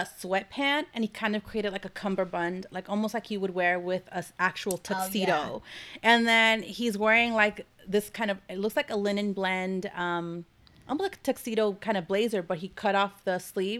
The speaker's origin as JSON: {"language": "English", "country": "United States", "tie": "born or raised there", "said": "growing up in the States, first generation"}